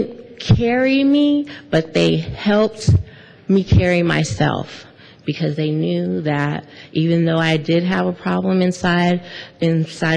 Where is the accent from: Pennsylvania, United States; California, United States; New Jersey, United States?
California, United States; Monterey County; moved away; I'm from Monterey County